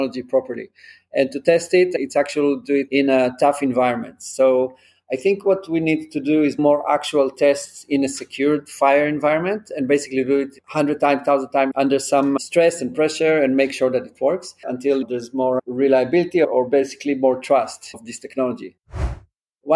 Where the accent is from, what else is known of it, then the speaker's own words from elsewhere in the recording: Israel; also born or lived in England; now in New York, United States; I'm from Israel. I grew up in Israel. I lived in England for a few years as well, and then moved to New York